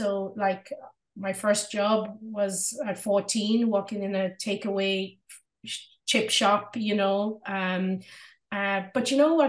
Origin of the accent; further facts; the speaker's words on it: Drogheda, Leinster, Ireland; When I was growing up in Ireland and I started school in Drogheda in County Louth here in Ireland, there was two black girls in my school and I was one of them.